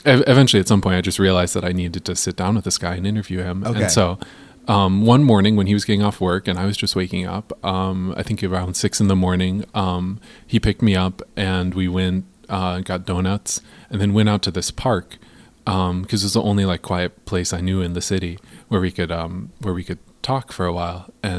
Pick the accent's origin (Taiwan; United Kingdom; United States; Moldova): United States; Pullman, Washington; moved away as an adult; also born or lived in Boulder, Colorado; I'm from Pullman, Washington.